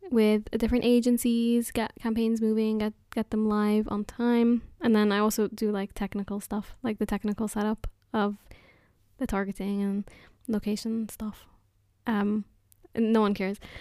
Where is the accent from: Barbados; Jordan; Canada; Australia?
Jordan; now in Newbury, United Kingdom; I'm from Jordan, but I live in Newbury at the moment